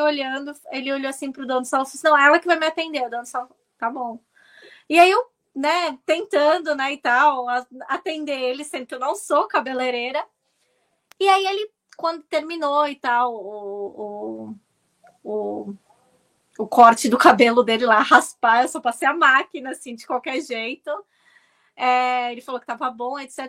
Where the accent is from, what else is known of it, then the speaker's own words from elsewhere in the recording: Santos, São Paulo, Brazil; moved away as an adult; also born or lived in London, United Kingdom; now in United Kingdom; eu sou originária de Santos